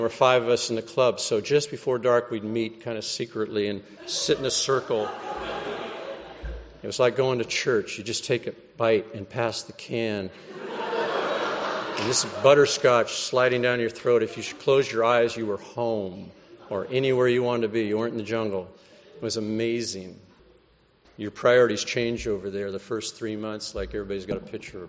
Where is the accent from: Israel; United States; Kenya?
United States; California; I'm from California